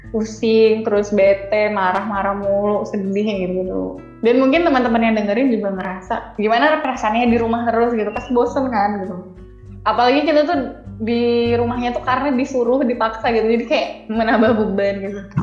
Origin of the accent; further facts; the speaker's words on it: Pekanbaru, Riau, Indonesia; moved away as an adult; now in Solo, Indonesia; aku born and raised di Pekanbaru, jadi lahir dan besar di Pekanbaru